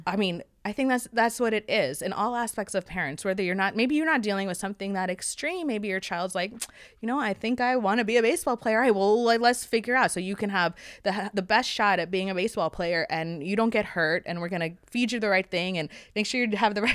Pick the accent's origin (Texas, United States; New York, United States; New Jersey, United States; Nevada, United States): New York, United States; New York City; I grew up in New York City, so I had a lot of friends and I was always outside